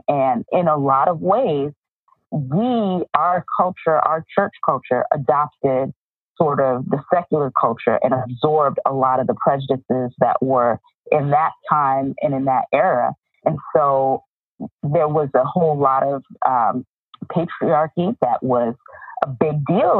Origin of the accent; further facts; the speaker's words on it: East Coast, United States; But, you know, growing up on the East Coast, there are always these tales of the integration of the West